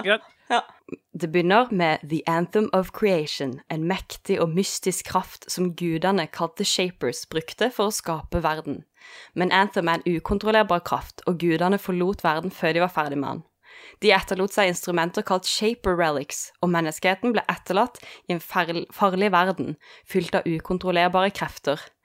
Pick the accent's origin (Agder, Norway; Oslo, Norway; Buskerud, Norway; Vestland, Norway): Agder, Norway; Kristiansand; jeg er fra Kristiansand